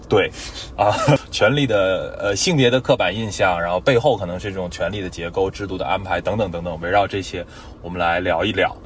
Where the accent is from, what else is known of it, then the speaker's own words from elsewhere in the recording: Tianjin, China; now in Shanghai, China; 我是天津人